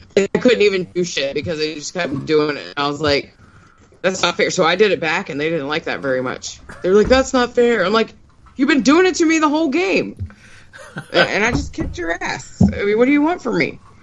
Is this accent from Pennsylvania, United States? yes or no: yes; Pittsburgh, Pennsylvania, United States; moved away; also born or lived in the South; I grew up in Pittsburgh and then I moved here and I've been here for like 30 years.